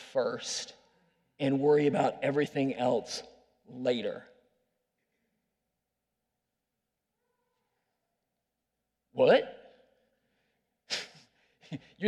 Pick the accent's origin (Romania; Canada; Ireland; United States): United States; Iowa City, Iowa; moved away as an adult; I was born there, raised there. I love Iowa City